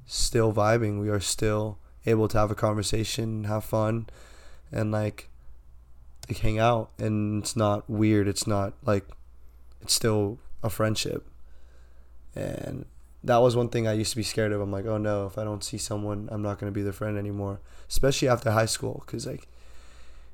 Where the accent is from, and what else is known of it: San Diego, California, United States; born or raised there